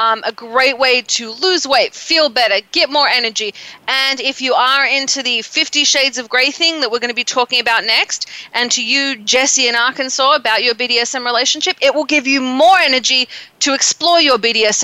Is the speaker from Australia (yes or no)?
yes; Tasmania, Australia; I'm from Tasmania.